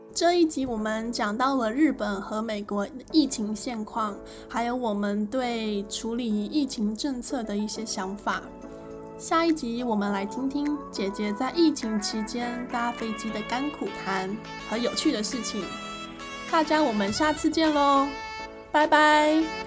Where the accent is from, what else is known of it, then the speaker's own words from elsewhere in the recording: Taiwan; also born or lived in Singapore; now in Tokyo, Japan; 我是台湾人，所以不需要马来西亚的签证